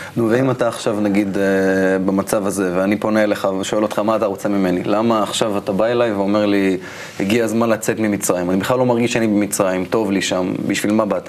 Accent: Israel; אני כישראלי שחי היום במדינה

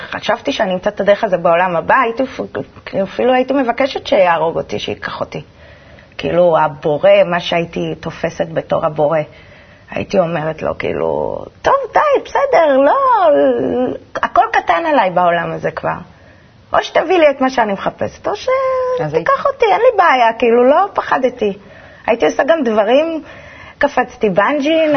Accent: Holon, Tel Aviv District, Israel; also born or lived in Petah Tikva; גדלתי בחולון. גדלתי בחולון. נולדתי בפתח תקווה, בלינסון, וכל החיים בחולון

